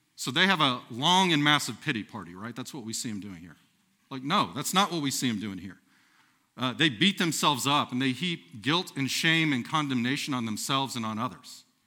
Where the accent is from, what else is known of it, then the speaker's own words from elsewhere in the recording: Texas, United States; moved away as an adult; now in Nebraska, United States; I'm from the great nation of Texas